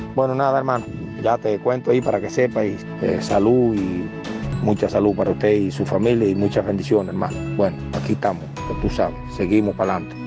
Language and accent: Spanish; Cuba; nuestros deberes como cubanos